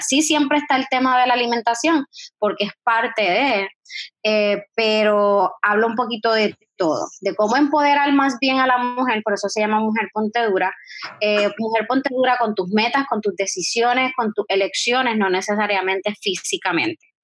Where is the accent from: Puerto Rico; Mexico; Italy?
Puerto Rico; Guayama; moved away as an adult; also born or lived in San Juan metropolitan area, Puerto Rico; yo soy naturalmente de Guayama